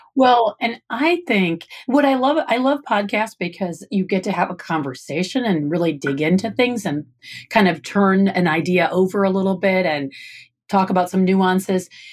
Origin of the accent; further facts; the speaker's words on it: Michigan, United States; moved away; I'm from Michigan originally